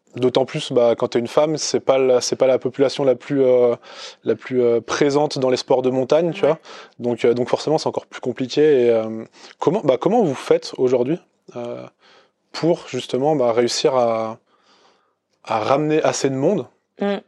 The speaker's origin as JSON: {"language": "French", "town": "Chamonix", "region": "Auvergne-Rhône-Alpes", "country": "France", "tie": "born or raised there", "said": "je suis né à Chamonix"}